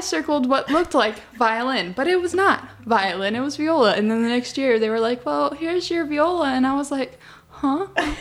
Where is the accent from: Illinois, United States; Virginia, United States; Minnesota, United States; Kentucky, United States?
Virginia, United States; Newport News; I'm from Newport News, Virginia